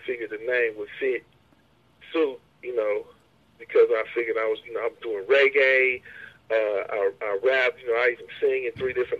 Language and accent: English; Hayward, California, United States; where I'm at, I grew up out on Hayward, we 5 minutes from Oakland, man, it's pimps all over the place